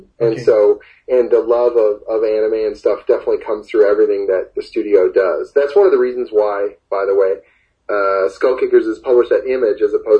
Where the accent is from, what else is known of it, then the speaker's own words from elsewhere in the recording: Oshawa, Ontario, Canada; now in Toronto, Canada; I'm originally from Oshawa